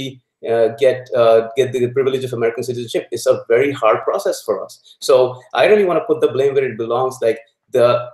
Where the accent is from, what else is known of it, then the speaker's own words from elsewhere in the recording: Lahore, Punjab, Pakistan; moved away as an adult; now in United States; I'm originally from Pakistan. I was born and raised in Lahore, Pakistan